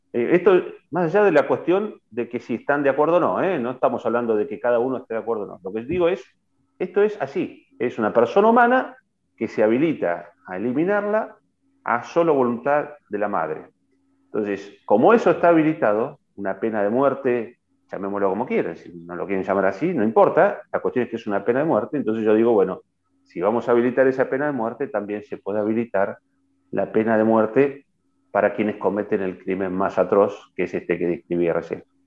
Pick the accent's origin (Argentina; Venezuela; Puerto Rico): Argentina; como argentinos